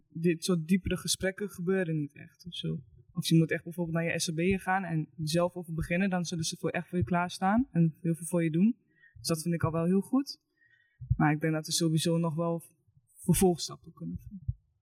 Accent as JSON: {"language": "Dutch", "town": "Eibergen", "region": "Gelderland", "country": "Netherlands", "said": "Ik kom uit Eibergen"}